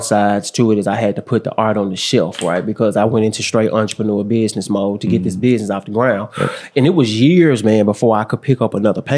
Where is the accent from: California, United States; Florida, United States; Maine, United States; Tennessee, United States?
Tennessee, United States; Memphis; I grew up in the Mound